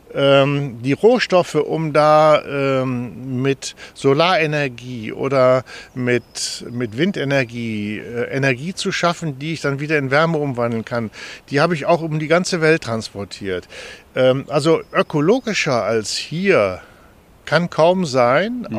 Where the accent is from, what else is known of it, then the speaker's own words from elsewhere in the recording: Düsseldorf, North Rhine-Westphalia, Germany; moved away; wir sind aus Düsseldorf, da war Venlo nicht weit weg.